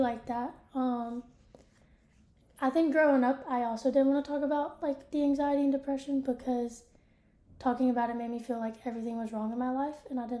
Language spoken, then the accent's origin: English; Louisiana, United States; moved away as an adult; now in Nashville, United States; I'm from Louisiana. And then I moved here to Nashville to work with children in a group home.